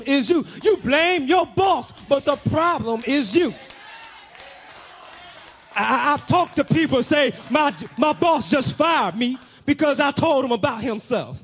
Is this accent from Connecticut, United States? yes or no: no; Peoria, Illinois, United States; my city, my hometown, Pete Town, Peoria, that's where I'm from.